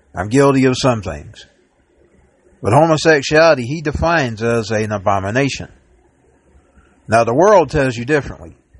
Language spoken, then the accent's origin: English; Dalton, Georgia, United States; I am a Dalton Georgian. I'm born in Dalton. I am from Georgia